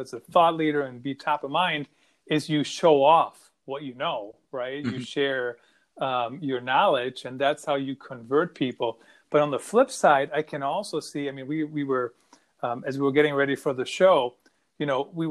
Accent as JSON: {"language": "English", "town": "Düsseldorf", "region": "North Rhine-Westphalia", "country": "Germany", "tie": "born or raised there", "moved": "yes", "lives_now": "United States", "said": "based in my hometown of Düsseldorf, Germany"}